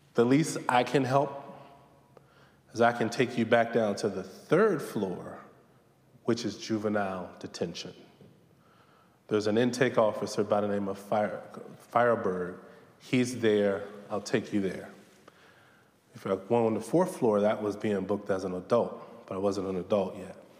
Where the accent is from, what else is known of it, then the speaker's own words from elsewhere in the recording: Southern Virginia, United States; Growing up in Southern Virginia